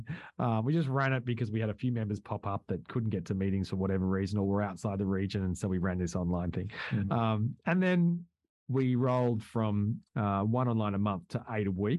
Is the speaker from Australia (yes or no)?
yes; Australia; I'm from Australia.